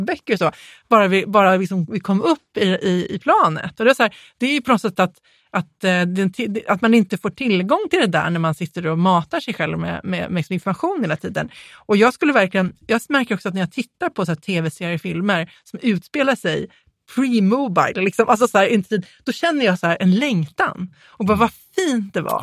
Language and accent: Swedish; Småland, Sweden; jag är från Småland, jag har konstig intonation.